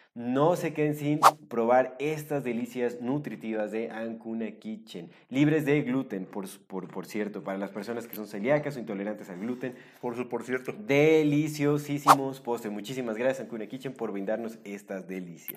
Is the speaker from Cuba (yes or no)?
no; Mexico; also born or lived in Canada; yo soy mexicano y me llevo, digo, yo estuve viviendo un tiempo en Canadá, cinco años